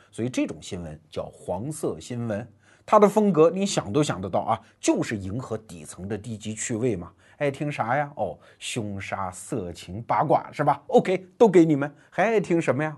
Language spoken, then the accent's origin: Chinese; China; 我们中国人